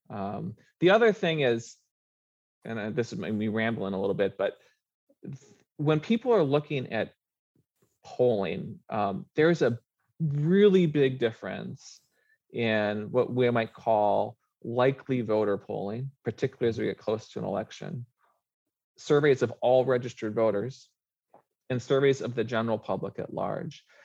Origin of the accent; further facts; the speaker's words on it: Minnesota, United States; now in Oregon, United States; I grew up in Minnesota